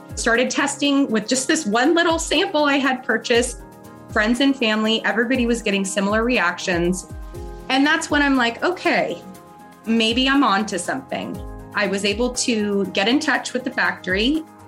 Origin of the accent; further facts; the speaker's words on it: San Diego, California, United States; moved away as an adult; now in Florida, United States; I grew up in San Diego, California